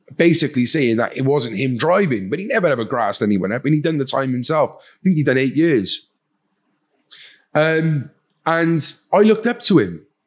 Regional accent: Cardiff, Wales, United Kingdom; accent: Welsh; I'm from Cardiff, uh, capital city of Wales, um, from an area called Fairwater or Pentrebing, kind of the same area. Um, typical council estate, uh, loving family.

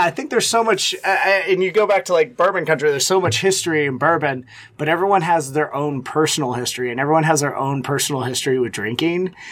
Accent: Texas, United States; also born or lived in Louisiana / Austin, Texas; now in Cincinnati, United States; I spent a lot of time growing up in Texas

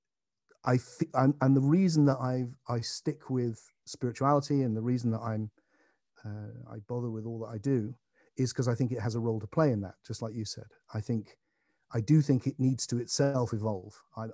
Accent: England, United Kingdom; I'm an Englishman.

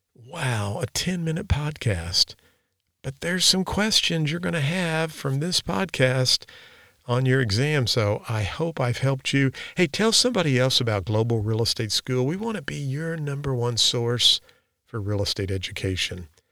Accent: Park Hills, Missouri, United States; where I grew up in Flat River, Missouri, which is now Park Hills, Missouri

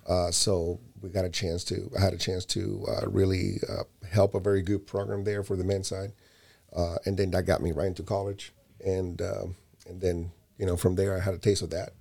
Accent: Barcelona, Catalonia, Spain; moved away; also born or lived in Puerto Rico; I was born in Puerto Rico. My first year after that, I was already in an airplane to Barcelona, Spain

